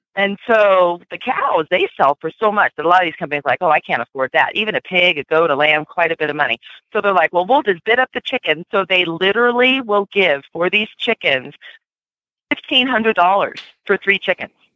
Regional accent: Southern California, United States; now in Aurora, United States; I grew up in Southern California

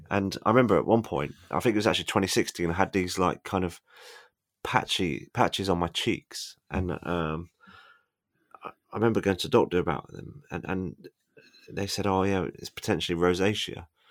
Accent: Devon, South West England, United Kingdom; moved away as an adult; also born or lived in London; I grew up in De- a coastal town in Devon

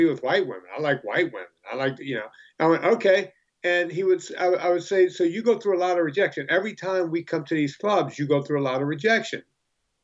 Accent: the South, United States; We grew up in the South and there was a lot of black kids

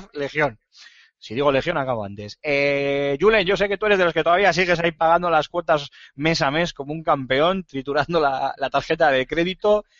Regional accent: Bilbao, Basque Country, Spain; soy bilbaíno pura cepa

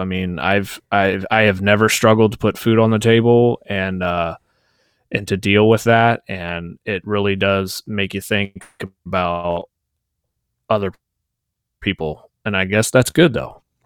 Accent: United States; as an American

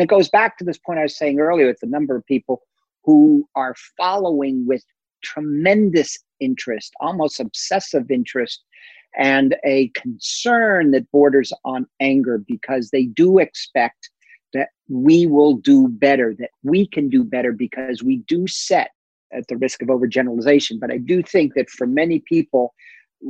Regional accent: United States; moved away as an adult; now in Europe; as an American overseas

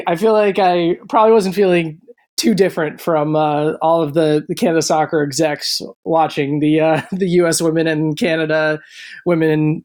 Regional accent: Minnesota, United States; moved away; I did grow up in Minnesota, which is called the state of hockey

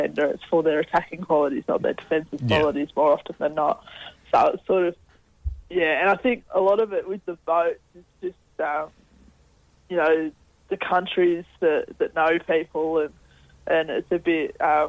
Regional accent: Australia; It's a tough one to wrap your head around, especially as an Australian

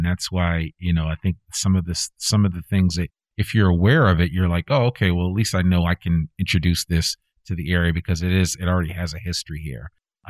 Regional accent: New England, United States; because like I came from New England, there's a lot of apple orchards up in the New England states.

